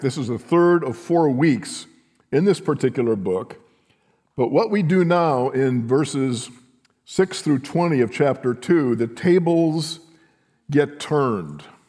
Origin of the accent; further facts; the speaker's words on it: near Chicago, Illinois, United States; growing up in Chicago, near Chicago